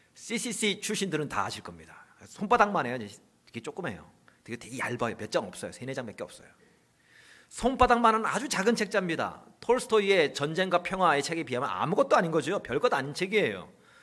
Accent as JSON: {"language": "Korean", "town": "Chuncheon", "region": "Gangwon", "country": "South Korea", "tie": "born or raised there", "said": "제 고향이 춘천입니다."}